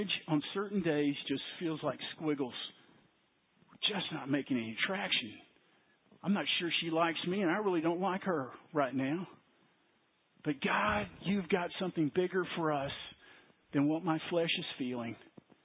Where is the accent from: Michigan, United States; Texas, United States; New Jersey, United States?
Texas, United States; Waco; when I was a child growing up in Waco